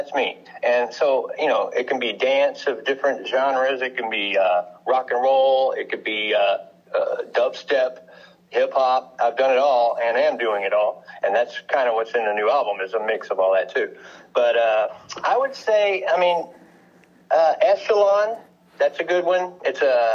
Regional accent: Houston, Texas, United States; I'm from Houston, Texas, and I haven't been able to escape here yet

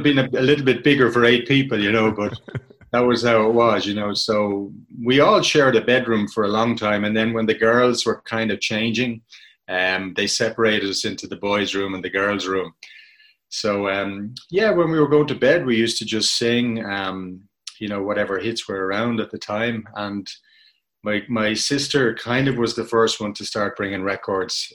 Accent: Dublin, Leinster, Ireland; I grew up in Donnybrook in Dublin

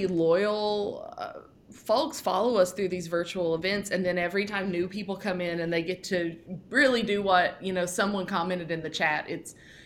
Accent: Appalachia, United States; as someone who grew up in Appalachia

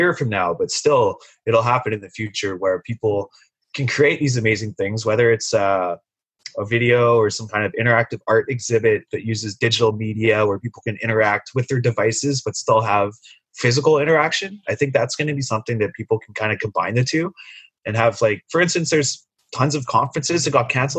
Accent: Sunshine Coast, British Columbia, Canada; now in Vancouver, Canada; growing up on the Sunshine Coast, my parents were both telecommuters

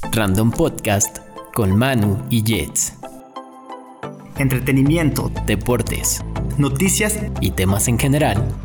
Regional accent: Mexico; como mexicanos

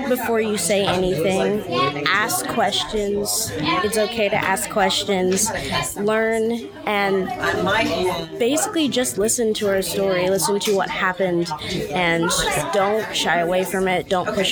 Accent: Little Rock, Arkansas, United States; I'm from Little Rock, Arkansas.

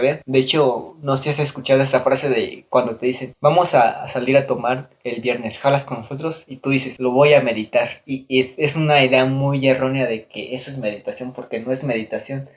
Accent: Mexico; nuestros ancestros que nosotros somos de México

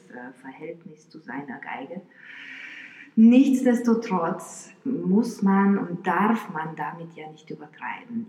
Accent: Bucharest, Romania; moved away; also born or lived in Florida, United States / New Jersey, United States / Rostock, Germany; Ich bin in Rumänien geboren und da auch aufgewachsen, in Bukarest

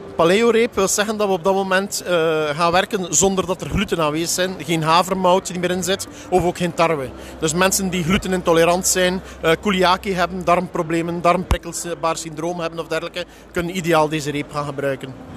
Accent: Belgium; Ik kom eh, uit België, het bedrijf is in Nederland net op de grens

